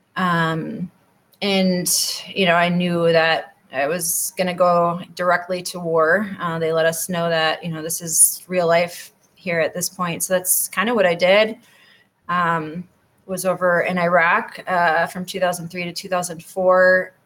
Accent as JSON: {"language": "English", "town": "Wausau", "region": "Wisconsin", "country": "United States", "tie": "born or raised there", "also_born_or_lived": "Florida", "moved": "as an adult", "said": "So I grew up there um, in Wausau"}